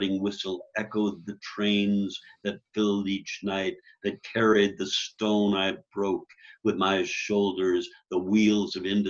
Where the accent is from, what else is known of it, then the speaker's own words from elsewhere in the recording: New York, United States; moved away as an adult; also born or lived in Chicago; now in Colorado, United States; I grew up in New York, lived a long while in Greenwich Village, and then in Chicago. I came out to Colorado